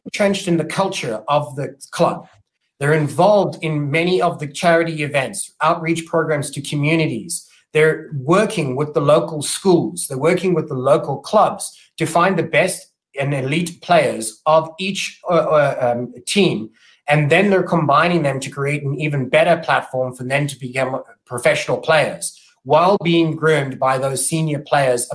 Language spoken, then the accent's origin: English; Cape Town, Western Cape, South Africa; moved away; also born or lived in England; I'm originally from South Africa, Cape Town, South Africa